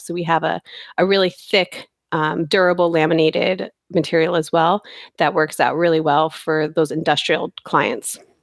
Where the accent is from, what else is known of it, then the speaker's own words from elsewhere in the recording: Bangor, Pennsylvania, United States; I grew up in Bangor, Pennsylvania, which is kind of near the Poconos